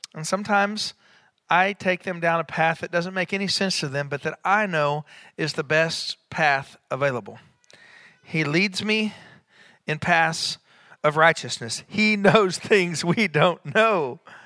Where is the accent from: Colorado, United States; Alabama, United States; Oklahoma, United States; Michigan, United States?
Oklahoma, United States; Enid; when I was a child growing up in Enid, Oklahoma